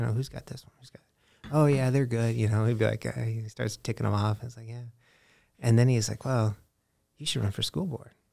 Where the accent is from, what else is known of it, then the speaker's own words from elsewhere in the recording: Des Moines, Iowa, United States; first language English; also born or lived in Washington, D.C.; I grew up in Des Moines